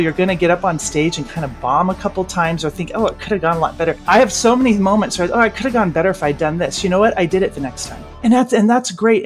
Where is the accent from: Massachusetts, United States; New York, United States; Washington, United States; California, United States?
Washington, United States; Olympia; I grew up in Olympia